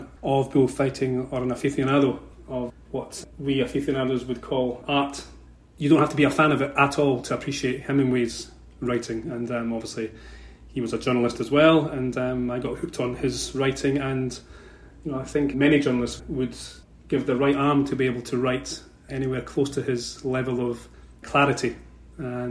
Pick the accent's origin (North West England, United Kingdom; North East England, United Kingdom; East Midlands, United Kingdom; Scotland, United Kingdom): Scotland, United Kingdom; Edinburgh; moved away as an adult; also born or lived in Franca, Brazil; now in Orlando, United States; as you may be able to tell from my accent, I'm from Scotland. I was born in Edinburgh, the capital of Scotland, some time ago now. And growing up, I grew up in a capital city